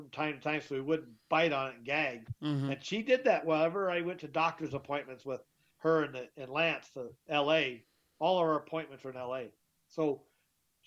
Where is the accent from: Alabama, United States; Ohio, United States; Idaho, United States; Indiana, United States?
Idaho, United States; Twin Falls; also born or lived in Texas / Whittier, California / Southern California; We lived close when we were growing up in Twin Falls, Idaho, in the 70s and 80s